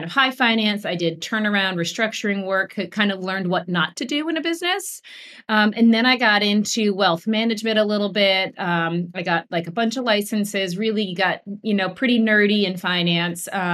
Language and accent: English; Vermont, United States; I grew up in Vermont and family of farmers